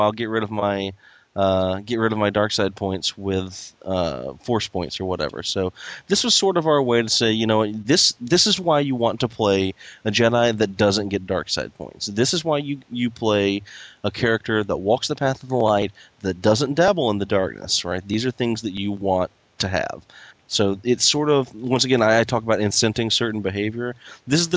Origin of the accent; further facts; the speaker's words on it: Tennessee, United States; I'm a redneck from Tennessee